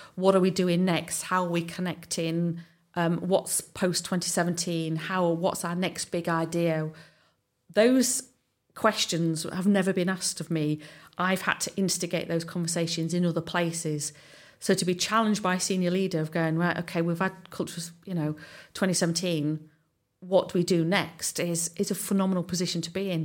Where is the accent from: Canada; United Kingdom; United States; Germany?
United Kingdom; Southside villages, England; also born or lived in Hull; I'm actually from Southside, from the, um, the villages